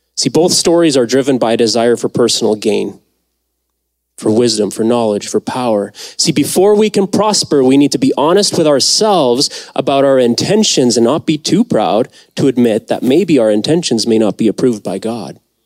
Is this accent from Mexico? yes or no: yes; Mexico; moved away; I was born in Mexico